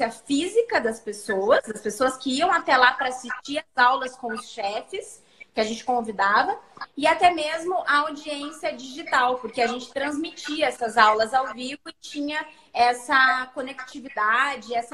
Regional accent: Cascavel, Paraná, Brazil; now in Curitiba, Brazil; é aí que eu vim de Cascavel para Curitiba. E desde então, estou aqui.

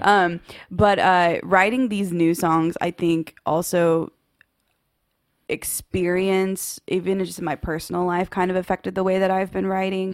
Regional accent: Waco, Texas, United States; little kid, just, um, growing up in Waco, Texas.

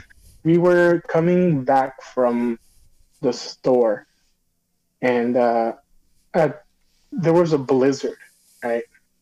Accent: Illinois, United States; born there; Well, the first one, I was born in Illinois.

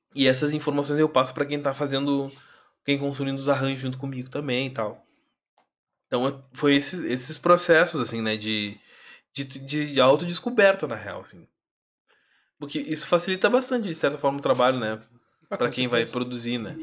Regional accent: Alvorada, Rio Grande do Sul, Brazil; sou de Alvorada

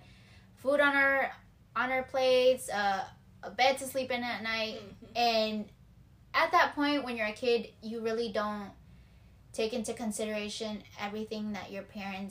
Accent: Michigan, United States; I was raised in Michigan

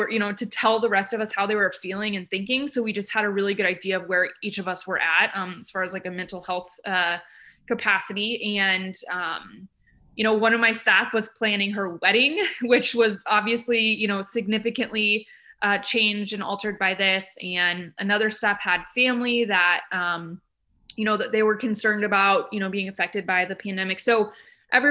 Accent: Midwest, United States; now in Eugene, United States; I'm from the Midwest

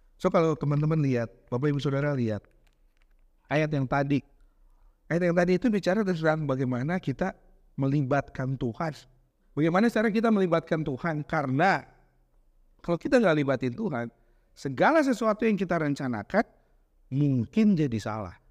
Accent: Bandung, West Java, Indonesia; moved away; also born or lived in Jakarta; Saya ini gede di Bandung, walau lahir di Jakarta

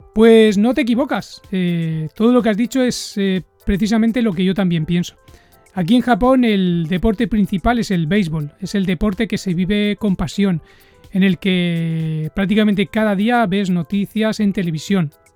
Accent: Barcelona, Catalonia, Spain; moved away as an adult; now in Japan; yo les digo que soy de Barcelona

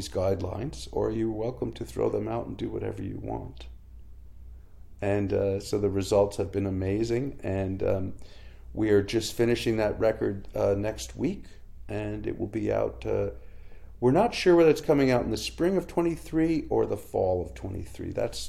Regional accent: Canada; a challenge you face as a Canadian recording artist is, you know, we have a small country and a very small music press here

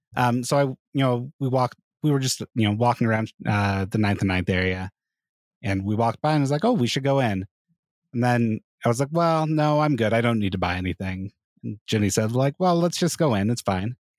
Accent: Hurricane, Utah, United States; I grew up in Southern Utah, and, I mean, I was in Hurricane

